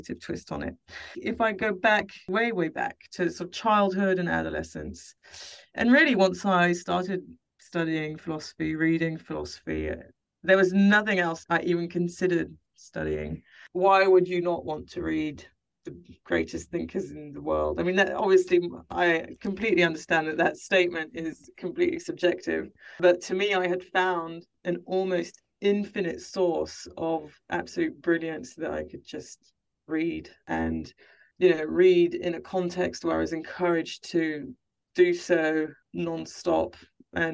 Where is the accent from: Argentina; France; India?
France; I have older sisters, and we grew up in France.